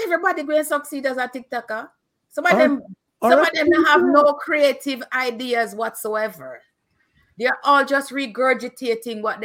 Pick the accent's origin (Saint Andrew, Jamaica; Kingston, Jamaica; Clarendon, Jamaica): Kingston, Jamaica; when I was growing up in Waterhouse.